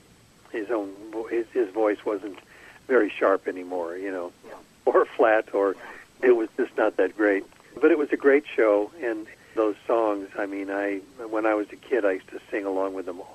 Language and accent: English; Cleveland, Ohio, United States; moved away as an adult; now in California, United States; I was born and raised in Cleveland, Ohio